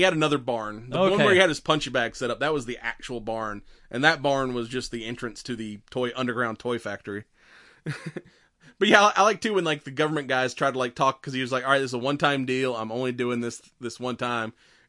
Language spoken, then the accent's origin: English; Georgia, United States; I mean, we're from the South. I'm used to, like, your regular Georgia mule deer, which aren't that big